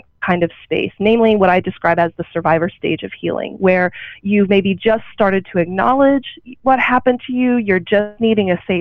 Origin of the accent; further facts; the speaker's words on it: Oklahoma, United States; moved away; growing up in a small town, I grew up in Oklahoma